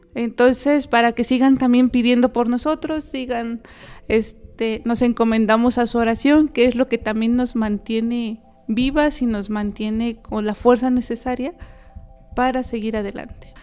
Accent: Querétaro, Mexico; yo soy originaria del estado de Querétaro

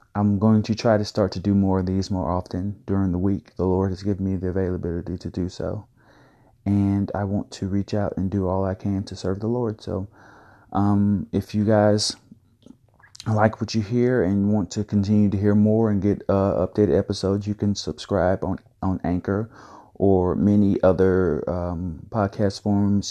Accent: Valdosta, Georgia, United States; my hometown of Valdosta, Georgia

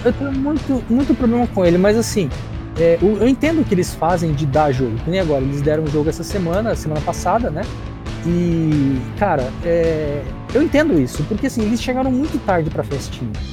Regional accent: São Paulo, Brazil; eu sou de São Paulo

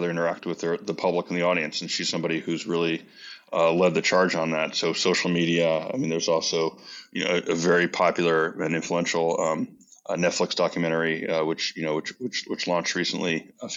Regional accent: United States; as American

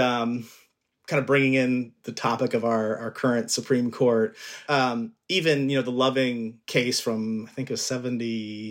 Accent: Glendale, Arizona, United States; moved away as an adult; now in Chicago, United States; I'm from Glendale, Arizona, Maricopa County, Phoenix, Arizona

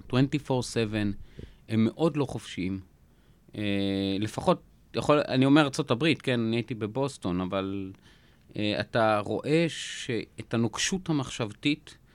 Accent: Jaffa, Tel Aviv District, Israel; אני גדלתי ביפו, בן למשפחה מאוד מאוד ענייה.

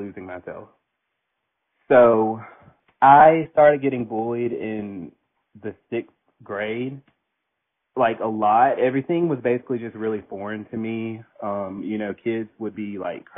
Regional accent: Daphne, Alabama, United States; I grew up in a small town. I'm from Daphne, Alabama

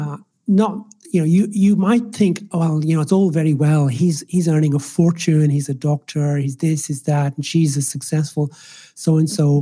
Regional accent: Ireland; first language Swahili; English is a second language; moved away as an adult; also born or lived in Nairobi, Kenya / Scotland / England; now in Australia; I was raised in the Republic of Ireland, which is why I have this interesting accent.

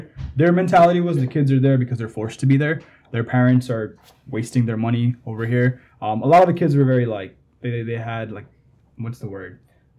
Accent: Jamaica; now in United States; I was kind of in that situation as well growing up in Jamaica.

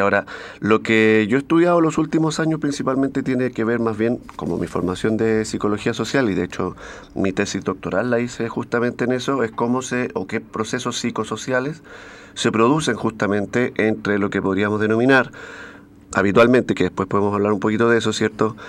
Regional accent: Valparaíso, Chile; uno como es porteño

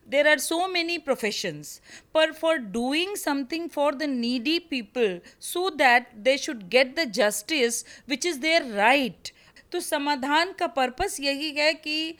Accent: Bihar, India; मैं बिहार से आती हूँ

